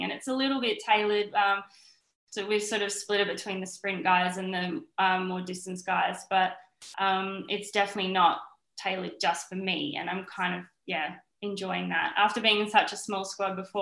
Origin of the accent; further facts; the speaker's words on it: Perth, Western Australia, Australia; born and bred in Perth. I haven't ever lived anywhere else.